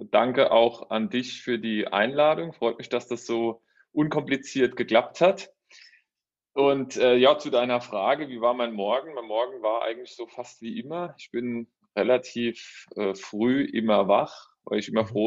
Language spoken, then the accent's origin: German; Rhineland-Palatinate, Germany; now in Saarbrücken, Germany; Ja, also räumlich gesehen, vielleicht mal, komme ich ursprünglich aus der Pfalz, bin jetzt aber durch meinen Beruf in Saarbrücken, also im Saarland